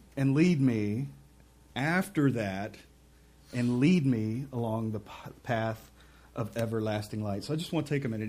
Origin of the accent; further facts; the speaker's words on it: Mississippi, United States; I'm from Mississippi